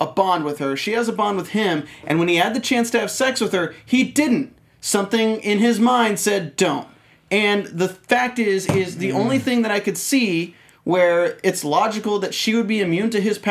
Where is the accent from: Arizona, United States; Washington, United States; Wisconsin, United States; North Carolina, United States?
North Carolina, United States; I'm from North Carolina